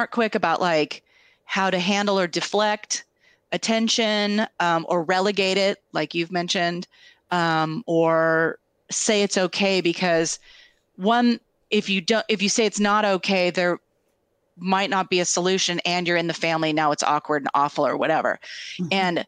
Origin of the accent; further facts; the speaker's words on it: Tri-Cities, United States; we grew up together in the Tri-Cities.